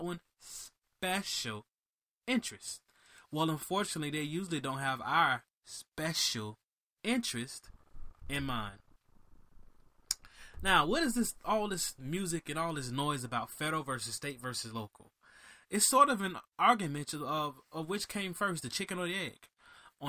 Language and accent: English; Miami, Florida, United States; I'm from Miami